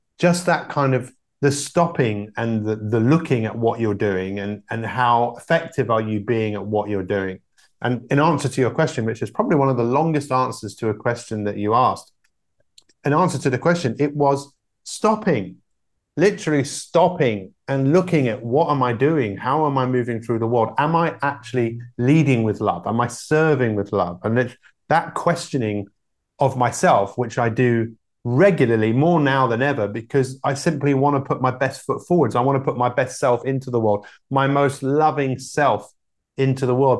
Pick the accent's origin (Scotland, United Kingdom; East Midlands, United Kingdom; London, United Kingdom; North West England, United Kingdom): London, United Kingdom; I grew up in London